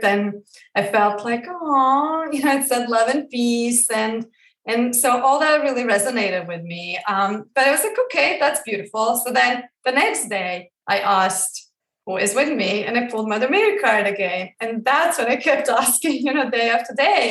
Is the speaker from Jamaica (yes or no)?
no; Croatia; I grew up in Croatia, like I mentioned before, and I was brought up within the Catholic religion